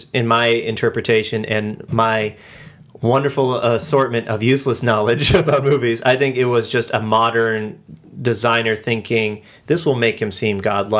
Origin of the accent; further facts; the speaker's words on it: United States; Let me stop being American for a second.